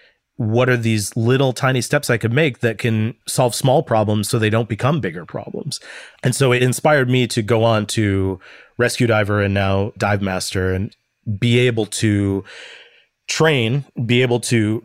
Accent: Midwest, United States; I'm from the Midwest. Like, you just kind of shove your problems down and smile and be nice to everybody.

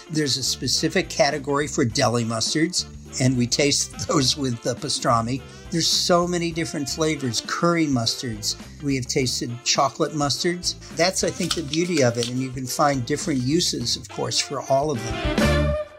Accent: Massachusetts, United States; moved away as an adult; also born or lived in Wisconsin; now in Middleton, Wisconsin, United States; I'm originally from Massachusetts

